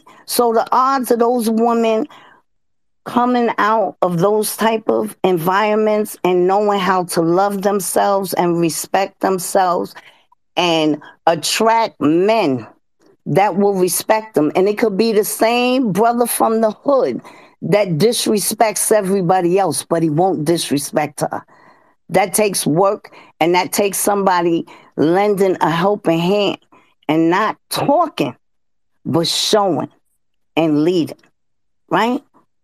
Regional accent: New York City, New York, United States; I'm born and bred in the South Bronx

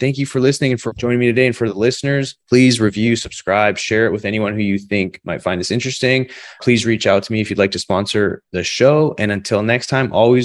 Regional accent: Canada; moved away; I didn't play hockey growing up. I'm from Canada

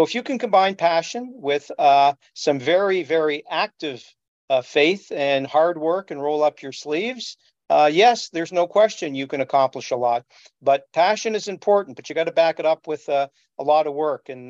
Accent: Montreal, Quebec, Canada; moved away as an adult; now in Toronto, Canada; I was born in Montreal and grew up in suburban LaSalle, just outside of Montreal.

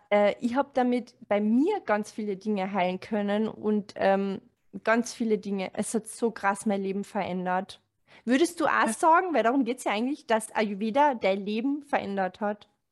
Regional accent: Carinthia, Austria; moved away; ich komme aus Kärnten

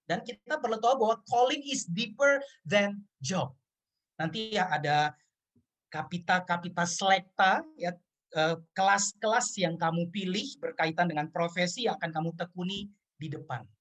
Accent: Ambon, Maluku, Indonesia; saya orang Ambon, saya bergereja di GPIB.

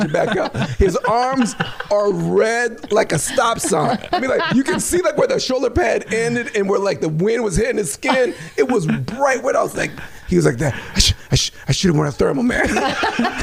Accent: Minnesota, United States; moved away; I'm from Minnesota

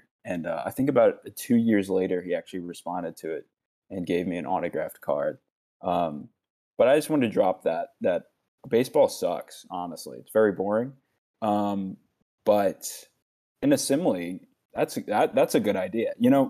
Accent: Louisiana, United States; Growing up in Louisiana

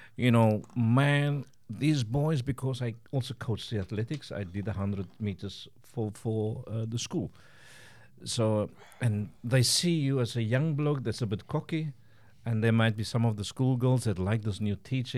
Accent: Cape Town, Western Cape, South Africa; moved away as an adult; now in Estonia; I grew up in the Western Cape in Cape Town.

